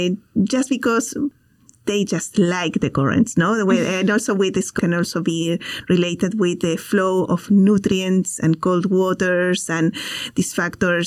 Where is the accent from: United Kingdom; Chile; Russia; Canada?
Chile; moved away; I am also from Chile